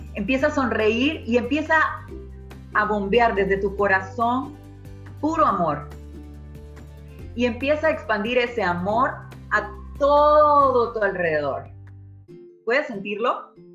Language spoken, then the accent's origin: Spanish; Honduras; hondureña 100%